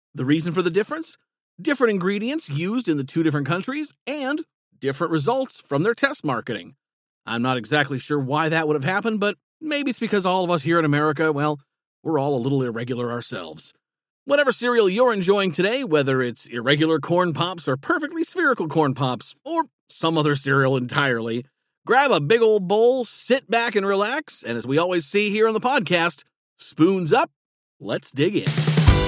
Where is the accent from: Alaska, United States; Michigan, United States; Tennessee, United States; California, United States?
Alaska, United States; I grew up in Alaska